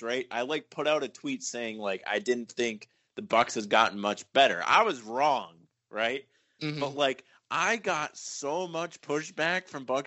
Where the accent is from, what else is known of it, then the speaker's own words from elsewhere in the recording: Rhode Island, United States; from Rhode Island